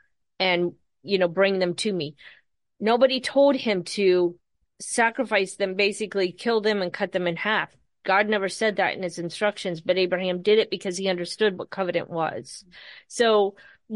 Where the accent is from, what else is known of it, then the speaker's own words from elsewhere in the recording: United States; as American churchgoers